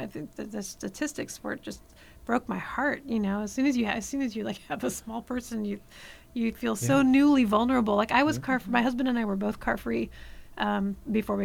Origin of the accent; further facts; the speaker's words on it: Central Valley, California, United States; now in Los Angeles, United States; I grew up in the Central Valley, so I'm not originally from Los Angeles